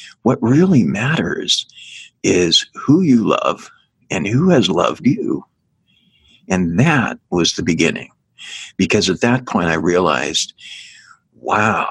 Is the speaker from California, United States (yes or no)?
yes; Northern California, United States; I grew up in Northern California